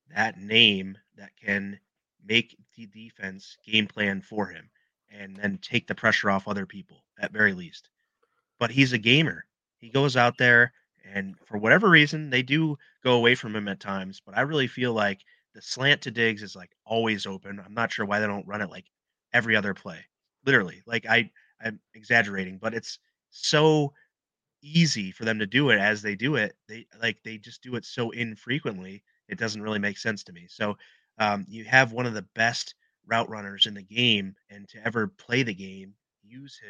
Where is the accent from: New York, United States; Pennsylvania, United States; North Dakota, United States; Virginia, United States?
New York, United States; Holland Patent; my hometown, Holland Patton Golden Knights